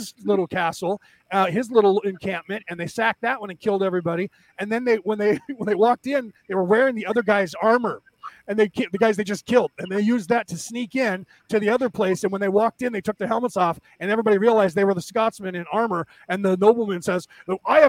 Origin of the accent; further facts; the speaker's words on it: Ireland; now in United States; I'm an American, Irish born American.